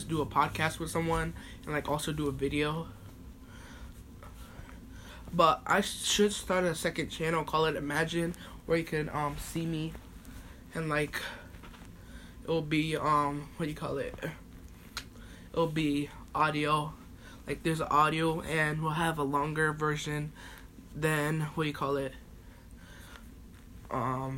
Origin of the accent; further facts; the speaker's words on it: United States; I'm American, but my mom's from Jamaica, my dad's from St. Lucia